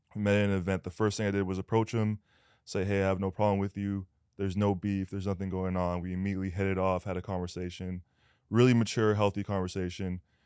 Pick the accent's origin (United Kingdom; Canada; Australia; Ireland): Canada; moved away as an adult; now in United States; I'm Canadian